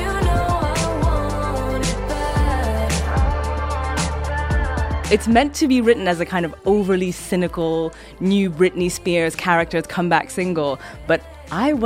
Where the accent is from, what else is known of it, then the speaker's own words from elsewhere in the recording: South Africa; I'm South African by origin